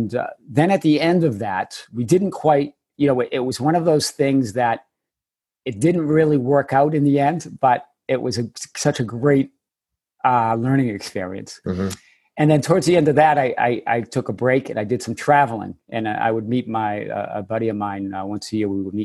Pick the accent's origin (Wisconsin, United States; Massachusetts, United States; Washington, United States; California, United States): Massachusetts, United States; Chelmsford; accent: Boston; moved away; I grew up in the Boston area, just north of Boston, and that will come out. You'll hear the accent occasionally. North of Boston in Merrimack Valley area, and in a little town called Chelmsford.